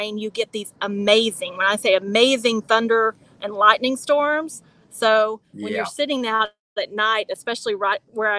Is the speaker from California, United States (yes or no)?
no; Texas, United States; moved away as an adult; also born or lived in Nashville, Tennessee; now in Nicaragua; I grew up in Texas.